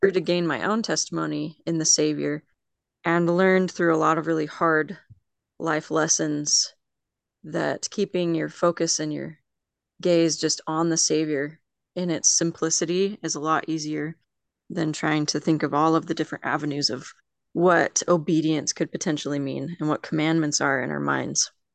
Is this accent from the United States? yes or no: yes; Mountain Home, Idaho, United States; also born or lived in Las Vegas, Nevada / Philadelphia, Pennsylvania; I grew up mainly in Mountain Home, Idaho. So, I've pretty much lived in Idaho